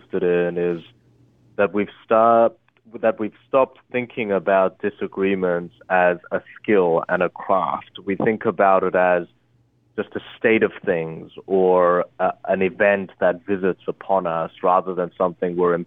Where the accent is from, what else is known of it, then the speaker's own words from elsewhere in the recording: Australia; English is a second language; also born or lived in Korea; I moved to Australia. I moved when I was 8, and I didn't speak English at the time